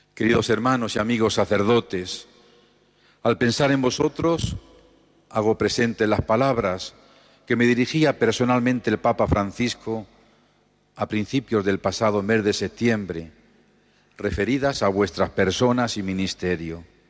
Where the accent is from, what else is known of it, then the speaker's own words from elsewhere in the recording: Los Cerralbos, Castilla-La Mancha, Spain; now in Albacete, Spain; mi pueblo natal, los Cerralbos